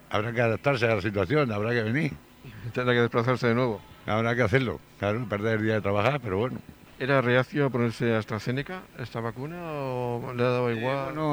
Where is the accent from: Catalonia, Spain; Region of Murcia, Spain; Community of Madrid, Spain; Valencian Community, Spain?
Region of Murcia, Spain; Torre Pacheco; Yo soy de aquí de Torpacheco y vengo de, me he venido esta noche pasada de Castellón, estoy trabajando allí